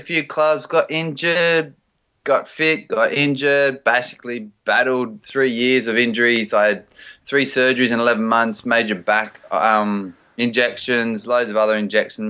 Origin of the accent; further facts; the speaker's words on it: Australia; You know, obviously growing up in Australia, you just know it.